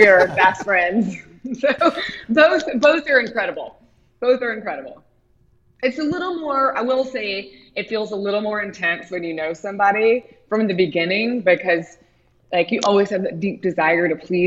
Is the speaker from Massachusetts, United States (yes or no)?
no; Knoxville, Tennessee, United States; moved away as an adult; also born or lived in Colorado / New York; now in Charleston, United States; I grew up in Knoxville, Tennessee, and which was a wonderful experience